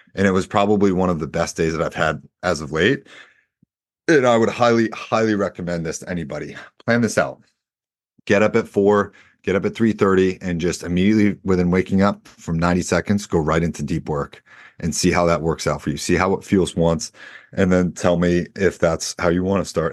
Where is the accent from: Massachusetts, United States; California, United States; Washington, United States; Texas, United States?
Massachusetts, United States; Boston; I'm also from Boston